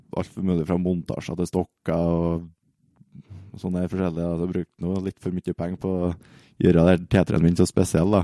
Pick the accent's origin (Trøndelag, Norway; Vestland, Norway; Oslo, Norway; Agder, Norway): Trøndelag, Norway; Overhalla; Jeg kommer fra Overhalla.